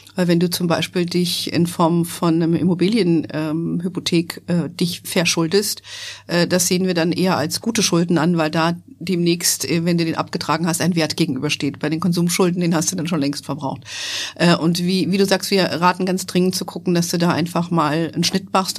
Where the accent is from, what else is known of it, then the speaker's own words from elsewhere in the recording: Hesse, Germany; moved away as an adult; also born or lived in United States / Frankfurt; mit dem Unternehmen zurück nach Deutschland zu gehen, nach Hessen in meine alte Heimat